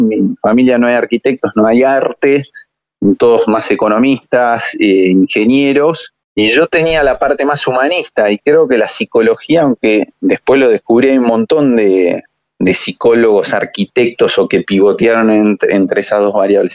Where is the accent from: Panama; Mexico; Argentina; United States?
Argentina; soy un argentino